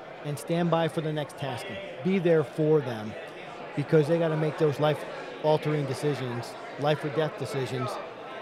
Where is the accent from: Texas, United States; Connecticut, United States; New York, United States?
New York, United States; Newburgh; I grew up in Newburgh, New York